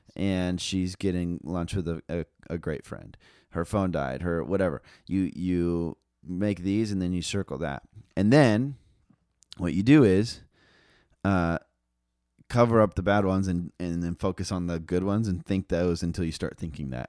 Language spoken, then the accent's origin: English; Las Vegas, Nevada, United States; I grew up in Vegas